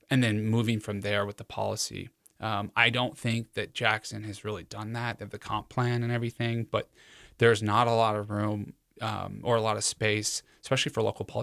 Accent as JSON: {"language": "English", "town": "Cheyenne", "region": "Wyoming", "country": "United States", "tie": "born or raised there", "said": "where I was born in Cheyenne"}